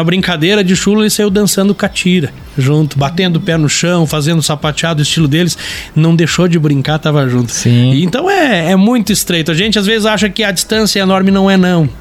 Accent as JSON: {"language": "Portuguese", "town": "Lages", "region": "Santa Catarina", "country": "Brazil", "tie": "born or raised there", "also_born_or_lived": "Irani, Santa Catarina", "said": "Então a nossa família veio para Lages no ano de 94"}